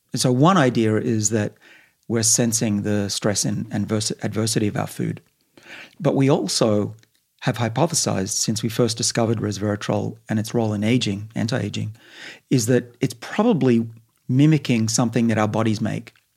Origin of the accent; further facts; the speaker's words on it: Sydney, New South Wales, Australia; now in Boston, United States; I grew up in Sydney, right on the bush